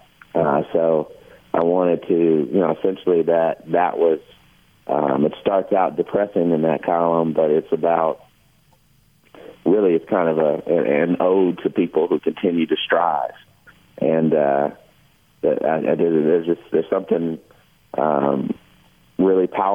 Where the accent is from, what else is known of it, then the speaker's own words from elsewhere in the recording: Kentucky, United States; every February in front of big audiences growing up in Kentucky